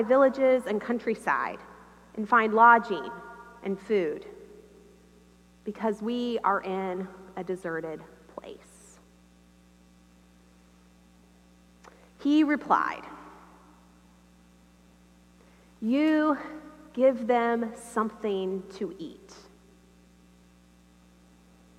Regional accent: United States; I am from America

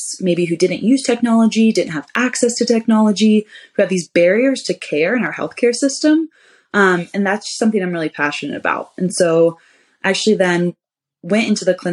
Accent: Ohio, United States; moved away as an adult; I'm originally from Ohio.

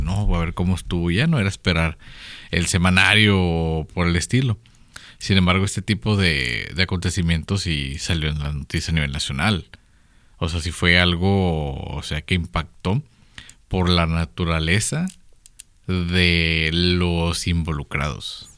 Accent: Mexico; somos los mexicanos promedio

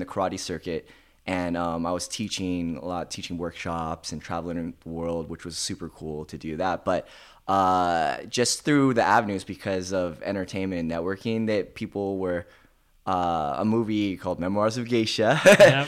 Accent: Thousand Oaks, California, United States; also born or lived in Tarzana, California; I mostly grew up in Thousand Oaks, which is right outside

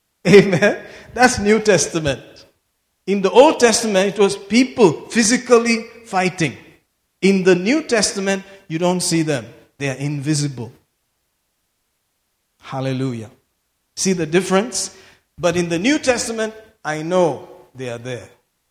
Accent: Mangalore, Karnataka, India; I love Mangalore even more because I'm from Mangalore.

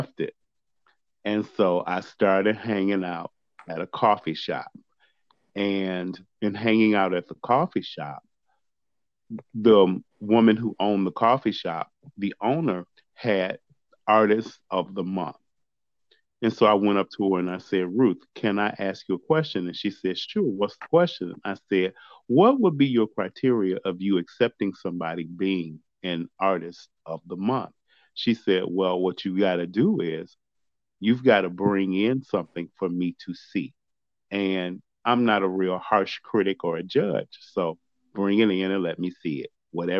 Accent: Chicago, Illinois, United States; now in Stow, United States; I am currently living in Stowe, Ohio, but I'm originally from Chicago, Illinois. And that's where I was born, raised, and grew up, in Chicago

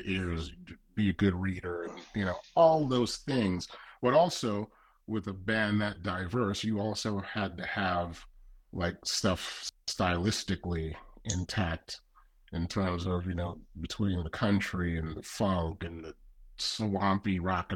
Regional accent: U.S. Virgin Islands; moved away; I grew up in the Virgin Islands

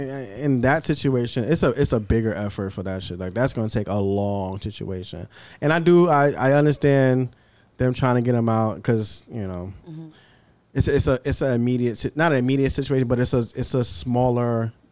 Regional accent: New York, United States; I came from Harlem

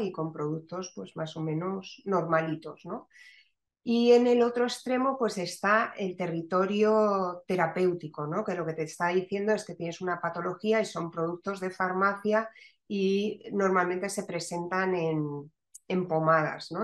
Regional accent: Madrid, Community of Madrid, Spain; moved away as an adult; also born or lived in Barcelona / Valencia; now in Málaga, Spain; yo soy madrileña, pero una madrileña con hijos malagueños

